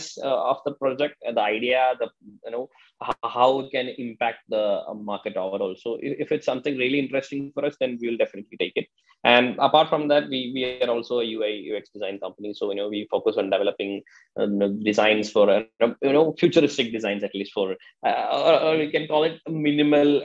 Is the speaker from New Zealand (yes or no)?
no; Kerala, India; I'm basically from Kerala